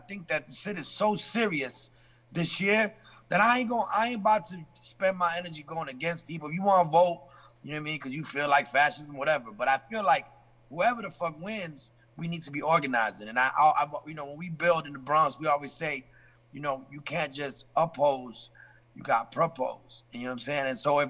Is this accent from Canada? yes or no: no; England, United Kingdom; born there; And I was born in England as a result.